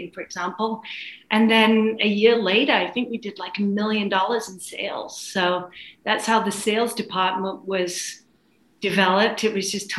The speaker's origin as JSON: {"language": "English", "region": "England", "country": "United Kingdom", "also_born_or_lived": "London", "moved": "as an adult", "lives_now": "Los Angeles, United States", "said": "I came from England originally, and I was working in events at a company in London and ended up in Los Angeles"}